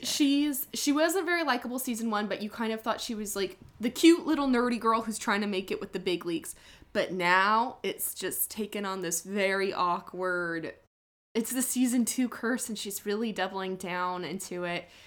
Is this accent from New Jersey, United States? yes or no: no; Southern California, United States; we're all from Southern California